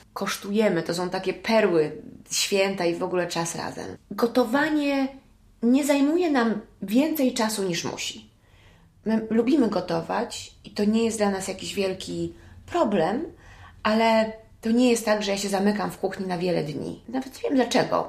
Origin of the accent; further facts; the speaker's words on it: United States; now in Poland; wychowałam się w Stanach